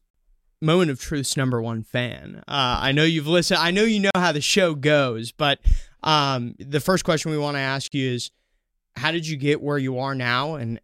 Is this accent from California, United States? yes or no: yes; Oceanside, California, United States; born there; I was born in Oceanside.